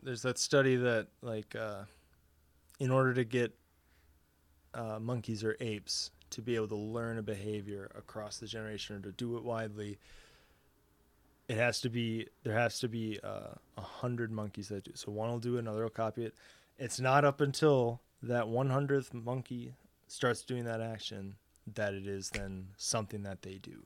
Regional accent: United States; I'm not in your country, but I'm an American

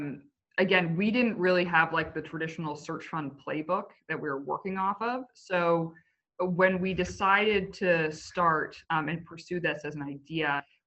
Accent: Canada; moved away; also born or lived in United States; I am Canadian

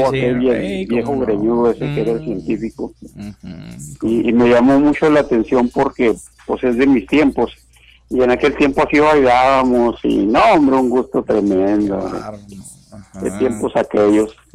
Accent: Torreón, Coahuila, Mexico; yo soy de Torreón.

